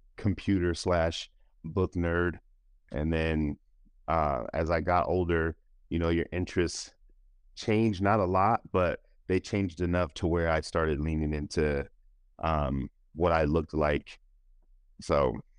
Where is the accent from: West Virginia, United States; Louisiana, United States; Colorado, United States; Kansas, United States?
Colorado, United States; Denver; I grew up in Denver, Colorado, and, um, I've been here my whole life